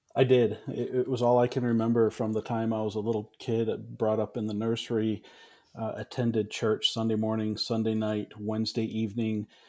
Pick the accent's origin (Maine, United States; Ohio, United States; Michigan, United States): Michigan, United States; Ann Arbor; also born or lived in Menomonee Falls, Wisconsin; I grew up in Ann Arbor, Michigan, went to the same exact church the entire time I grew up